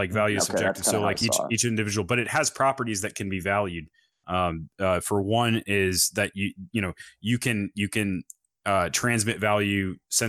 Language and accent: English; North Carolina, United States; from North Carolina, I think.